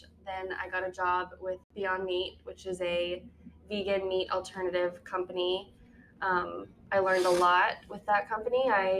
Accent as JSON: {"language": "English", "town": "Houston", "region": "Texas", "country": "United States", "tie": "born or raised there", "also_born_or_lived": "Arkansas / Columbia, Missouri", "moved": "as an adult", "lives_now": "Colorado, United States", "said": "So I grew up in Houston, went to college in Arkansas."}